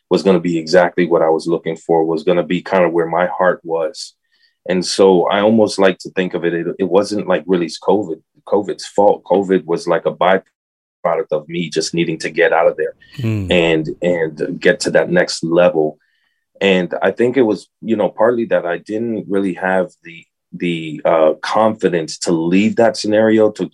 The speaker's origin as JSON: {"language": "English", "town": "Tampa", "region": "Florida", "country": "United States", "also_born_or_lived": "Miami", "said": "I went ahead and moved from Miami to Tampa, which I'm originally from Tampa"}